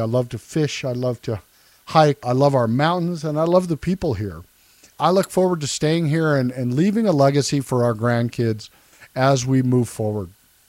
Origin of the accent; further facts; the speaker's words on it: Loveland, Colorado, United States; also born or lived in Scottsbluff, Nebraska / Fort Collins, Colorado; It's been a great place to grow up. Been here since 1974, graduated from Thompson Valley High School in Loveland. Was in Loveland until early 1983.